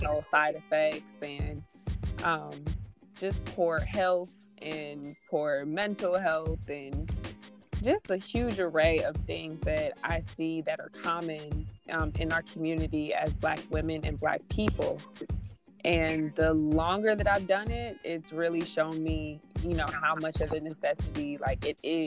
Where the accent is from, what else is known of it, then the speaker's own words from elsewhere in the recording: Stone Mountain, Georgia, United States; I'm from Stone Mountain, Georgia, two-parent household with my little sister